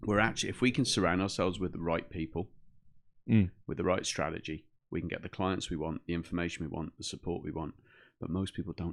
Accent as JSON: {"language": "English", "town": "Brixham", "region": "South West England", "country": "United Kingdom", "also_born_or_lived": "Midlands", "said": "We moved from the Midlands. We're living in the middle of the UK. And then we moved back to our home in the south. So Brixham was a fishing village."}